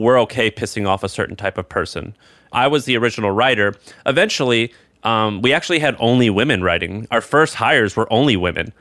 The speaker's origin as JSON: {"language": "English", "region": "Midwest", "country": "United States", "said": "Where I'm from in the Midwest"}